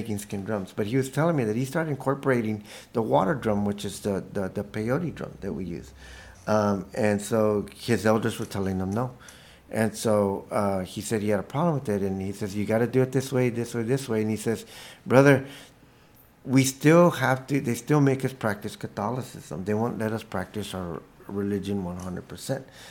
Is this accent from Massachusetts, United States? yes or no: no; Staples, Texas, United States; moved away as an adult; also born or lived in San Marcos, Texas; now in Santa Fe, United States; When I was a kid, growing up in Staples, Texas, I mean, I couldn't feel more indigenous growing up around corn